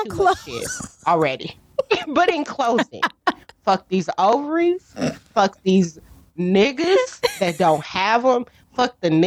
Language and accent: English; United States; I have a stupid American tongue and a stupid American brain